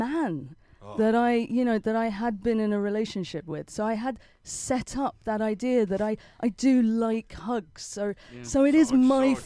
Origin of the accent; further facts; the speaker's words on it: London, United Kingdom; I was born in Hampstead